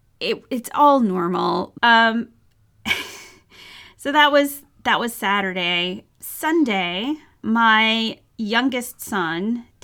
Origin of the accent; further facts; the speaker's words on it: United States; And because I'm very American in this, like, before I bother a doctor